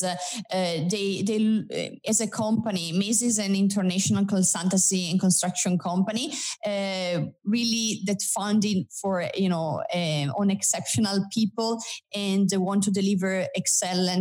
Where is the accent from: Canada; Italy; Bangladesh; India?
Italy; accent: Italian; English is a second language; now in United Kingdom; as you can hear from my accent, I'm originally from Italy. And I created a group of Italians that work in the UK.